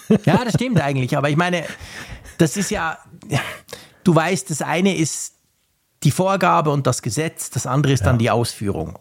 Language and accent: German; Switzerland; bei uns in der Schweiz